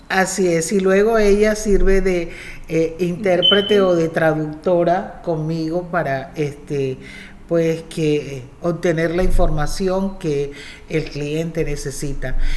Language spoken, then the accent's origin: Spanish; Cartagena, Bolívar, Colombia; moved away as an adult; also born or lived in Indiana, United States; now in United States; Bueno, yo soy colombiana. Eh, soy de la ciudad de Cartagena, una de las ciudades más lindas que tiene Colombia